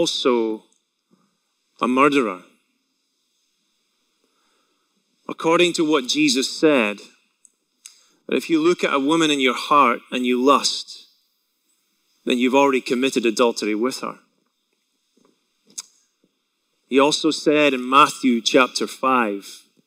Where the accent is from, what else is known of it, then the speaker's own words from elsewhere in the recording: Scotland, United Kingdom; moved away; I grew up in Scotland, as most of you know, if you haven't been able to tell by my accent alone